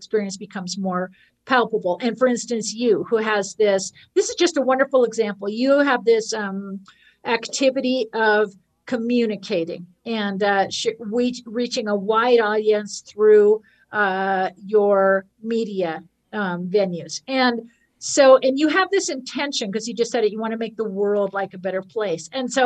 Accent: Marin County, California, United States; I grew up in Marin County

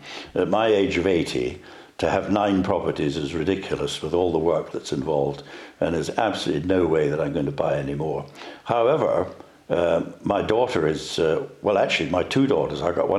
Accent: Dundee, Scotland, United Kingdom; also born or lived in London / Edinburgh; I came from Dundee originally

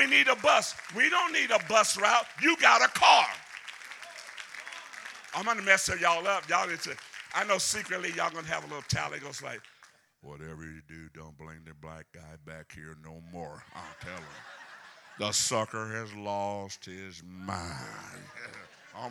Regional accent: Deep South, United States; accent: Southern; I'm from the South, so I'm from the deep South, so I can talk Southern

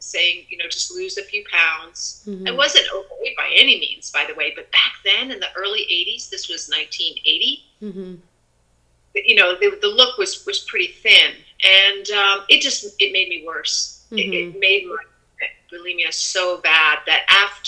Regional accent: United States; I already had enough pressure as a girl in growing up in the United States

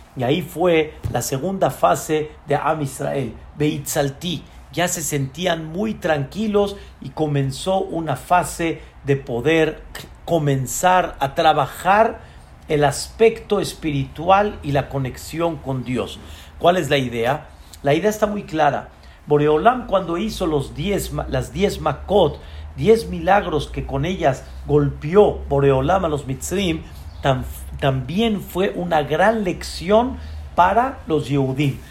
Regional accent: Mexico; Así como nosotros somos mexicanos

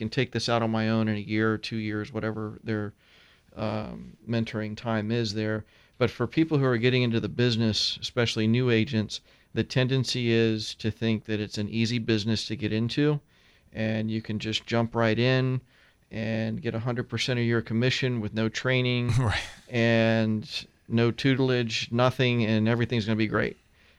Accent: Tampa, Florida, United States; Yeah, my sister and I are third generation.

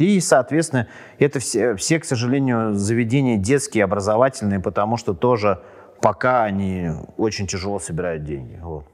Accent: Moscow, Russia; я и супруга мы родились в Москве, и у нас не первое поколение там родителей

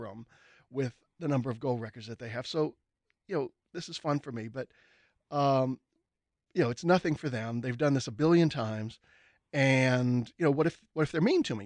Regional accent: New Orleans, Louisiana, United States; moved away; I grew up in New Orleans and I wanted to stay, you know, in New Orleans or in the area

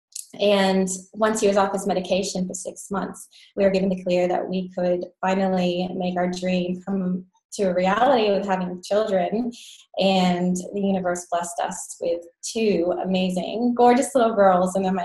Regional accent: United States; moved away as an adult; now in Australia; I'm American, and I've been living overseas in Australia for about 10 years now

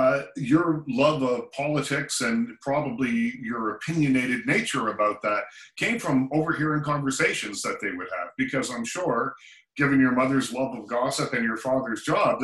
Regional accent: Nova Scotia, Canada; moved away; I grew up on the East Coast as well, not as far east as you, but I grew up in Nova Scotia.

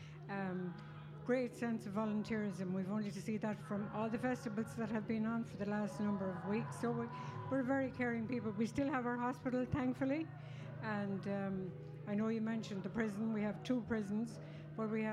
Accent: Portlaoise, Laois, Ireland; now in Abbeyleix, Ireland; From Port Laois originally, but I am living in Abbey Lakes for the last 50 years

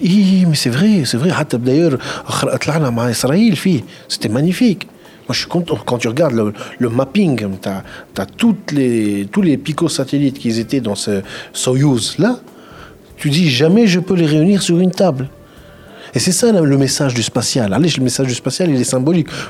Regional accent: Tunisia; je suis tunisien

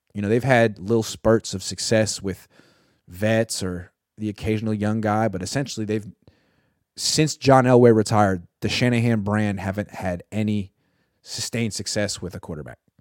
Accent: Oakland, California, United States; I'm from Oakland

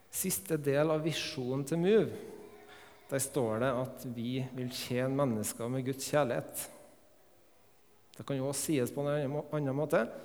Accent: Melhus, Trøndelag, Norway; Jeg er oppvokst her på Melhus

